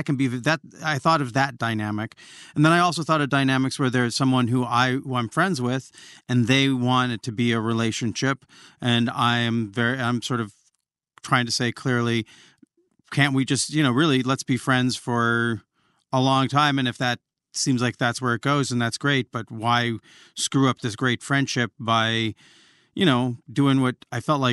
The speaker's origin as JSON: {"language": "English", "town": "Olympia", "region": "Washington", "country": "United States", "tie": "born or raised there", "said": "I grew up in Olympia, Washington, and Riot Girl culture"}